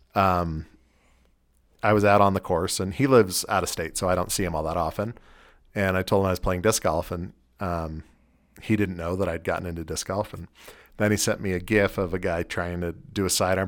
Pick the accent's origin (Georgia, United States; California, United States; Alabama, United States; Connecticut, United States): California, United States; now in Salt Lake City, United States; I'm from California